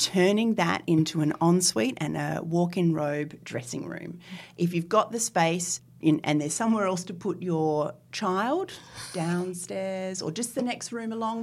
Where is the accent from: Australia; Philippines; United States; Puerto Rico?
Australia; Northern Territory; now in Sydney, Australia; as a small child, I was brought up in the Northern Territory.